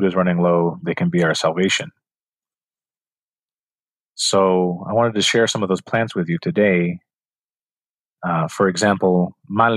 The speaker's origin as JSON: {"language": "English", "region": "New Mexico", "country": "United States", "tie": "born or raised there", "moved": "yes", "lives_now": "Phoenix, United States", "said": "I grew up in New Mexico with my grandparents and my parents"}